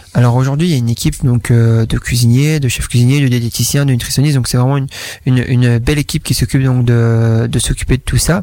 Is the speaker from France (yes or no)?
no; Fosses-la-Ville, Wallonia, Belgium; je viens donc de Bambois, Fosse-la-Ville, donc mhm. dans le coin ici, dans le fond de la Wallonie